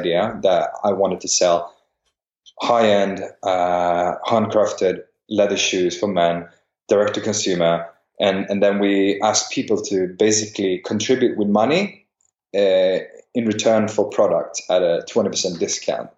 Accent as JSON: {"language": "English", "town": "Stockholm", "region": "Stockholm County", "country": "Sweden", "tie": "born or raised there", "also_born_or_lived": "St Andrews, Scotland", "said": "I'm born and raised in Stockholm."}